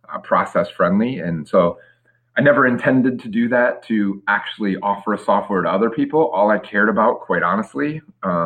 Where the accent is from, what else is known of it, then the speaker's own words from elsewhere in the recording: Detroit, Michigan, United States; moved away as an adult; now in Tampa, United States; I'm born and raised in the Metro Detroit, Michigan market